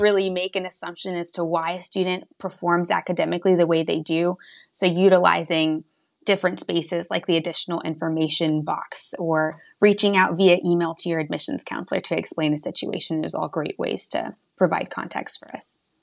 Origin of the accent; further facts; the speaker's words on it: West Texas, United States; moved away as an adult; now in Hartford, United States; I'm originally from small town, middle of nowhere, West Texas. I actually graduated high school with eight students